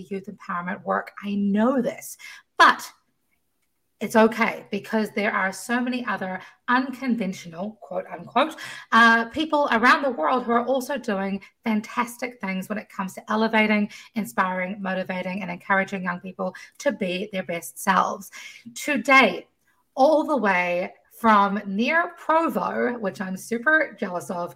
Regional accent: New Zealand; moved away; I come from New Zealand, where the education system is run very differently

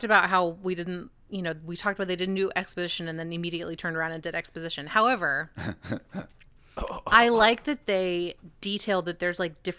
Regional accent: Dallas, Texas, United States; I grew up in Oak Cliff

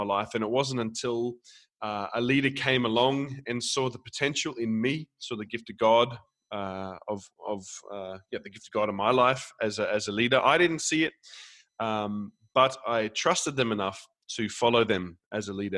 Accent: Australia; I'm from the other side of the planet. I'm from Australia, down under

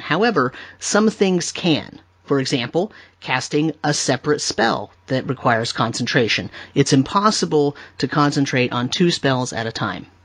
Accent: California, United States; I grew up in California

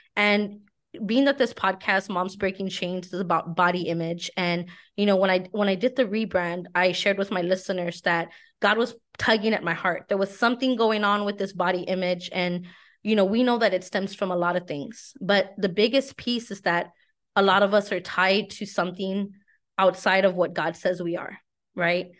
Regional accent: San Antonio, Texas, United States; I'm from San Antonio

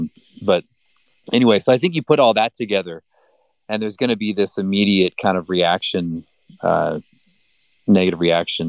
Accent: United States; I mean, I'm very American.

